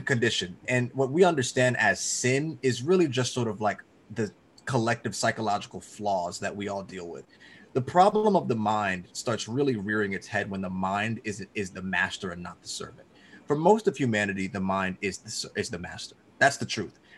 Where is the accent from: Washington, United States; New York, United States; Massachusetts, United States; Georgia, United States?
Georgia, United States; I'm from Georgia.